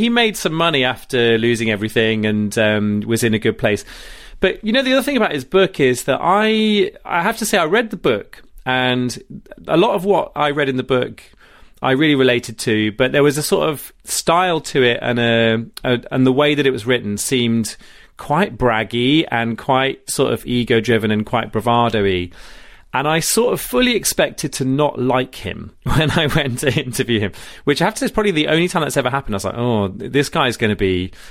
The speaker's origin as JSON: {"language": "English", "town": "Rugby", "region": "West Midlands", "country": "United Kingdom", "said": "I'm from Rugby"}